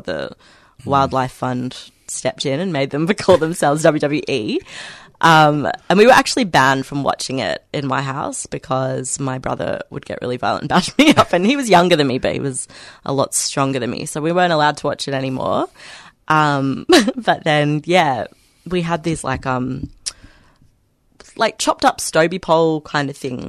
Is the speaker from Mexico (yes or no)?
no; Australia; also born or lived in England; I'm Australian.